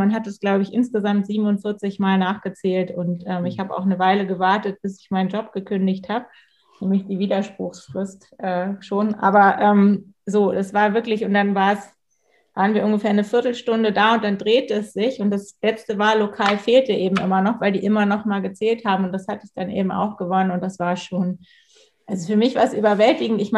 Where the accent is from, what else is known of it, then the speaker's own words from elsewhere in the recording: Pinneberg, Schleswig-Holstein, Germany; ich komme ja aus, aus Pinneberg, ich sage mal, Pinneberg nicht so ein bisschen zu Hamburg wie Stockelsdorf zu Lübeck, also es ist direkt da dran.